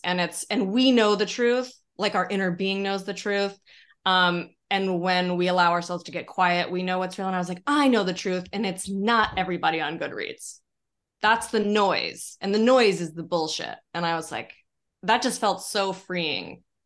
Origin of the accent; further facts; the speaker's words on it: Denver, Colorado, United States; moved away as an adult; also born or lived in San Francisco; now in New York, United States; I grew up in Colorado